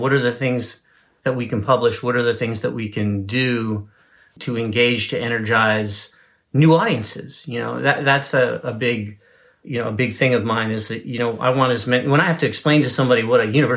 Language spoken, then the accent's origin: English; Baltimore, Maryland, United States; moved away; my life growing up in Baltimore